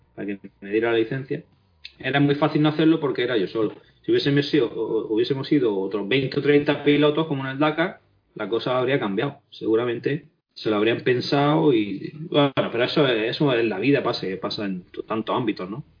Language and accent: Spanish; Spain; Yo sigo siendo, sigo siendo español más que nadie